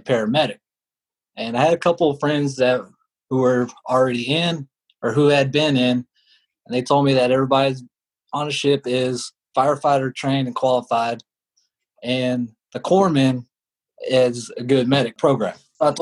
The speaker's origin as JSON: {"language": "English", "region": "Texas", "country": "United States", "said": "Originally from Texas, I was taken home 2 days after I was born by my adopted parents"}